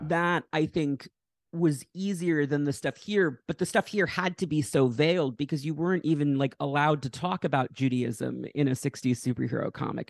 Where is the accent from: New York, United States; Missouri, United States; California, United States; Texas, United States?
New York, United States; Westchester; grew up in Westchester, New York